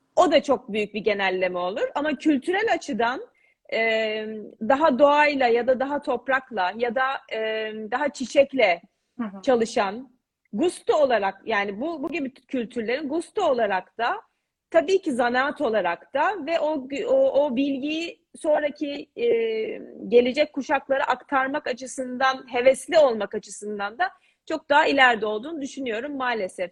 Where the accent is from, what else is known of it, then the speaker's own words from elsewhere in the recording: Istanbul, Turkey; moved away as an adult; also born or lived in England / Paris, France; 83 İstanbul doğumluyum. E, İtalyan Lisesi'nde okudum.